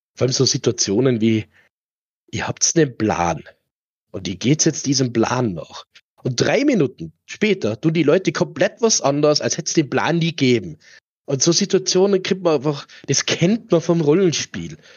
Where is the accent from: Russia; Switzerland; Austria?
Austria; Tyrol; bei uns in Tirol